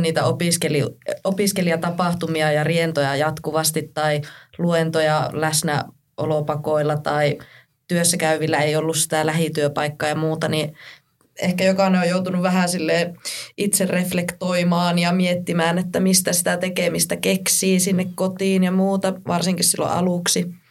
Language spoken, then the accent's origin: Finnish; Kuusamo, North Ostrobothnia, Finland; moved away as an adult; now in Rovaniemi, Finland; oon Kuusamosta kotoisin